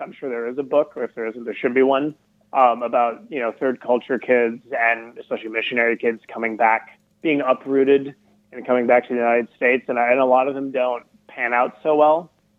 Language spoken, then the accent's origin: English; Madagascar; I was born and raised in Madagascar.